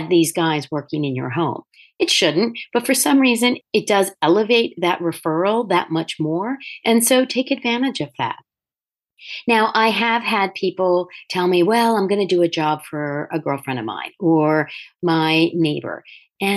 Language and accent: English; Delaware, United States; also born or lived in Manhattan, New York; When I moved out of Manhattan and back to my home state of Delaware